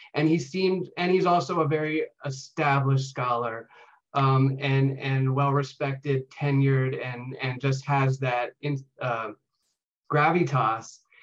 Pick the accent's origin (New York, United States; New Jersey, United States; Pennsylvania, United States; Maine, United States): Pennsylvania, United States; York; I uh, grew up in York, Pennsylvania